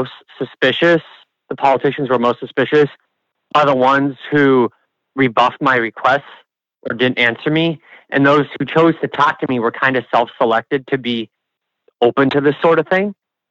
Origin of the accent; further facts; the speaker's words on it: Nebraska, United States; people would, hear that I'm from Nebraska.